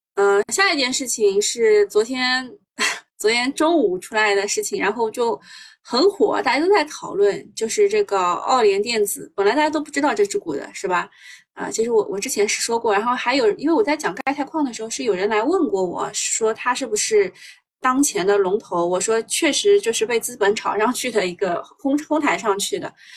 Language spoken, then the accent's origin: Chinese; Shanghai, China; 我们上海人你们应该知道的，就随身办嘛